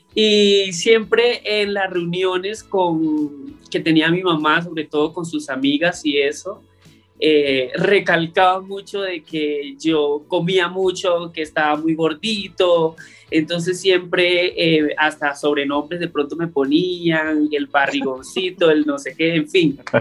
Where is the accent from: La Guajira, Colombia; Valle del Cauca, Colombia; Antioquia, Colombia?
La Guajira, Colombia; northern; also born or lived in Riohacha, Colombia; now in Bogotá, Colombia; yo soy del norte de La Guajira, eh, colombiana, y cuando me mudé a Riohacha